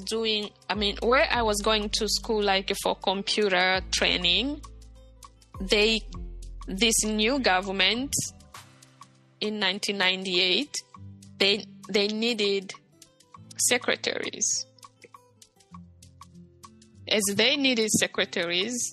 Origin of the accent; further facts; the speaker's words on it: Bukavu, South Kivu, DR Congo; moved away; also born or lived in Rwanda; the wife was my neighbor in Bukavu, in my hometown